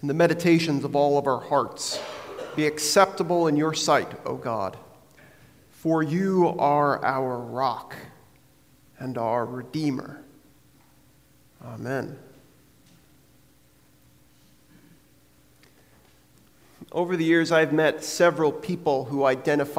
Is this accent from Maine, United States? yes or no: yes; Maine, United States; now in Vermont, United States; growing up in Maine and now living here in Vermont